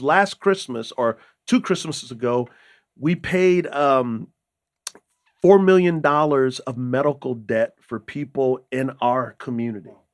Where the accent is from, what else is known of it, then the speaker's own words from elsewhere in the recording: San Antonio, Texas, United States; moved away as an adult; also born or lived in Utah; I grew up in San Antonio, Texas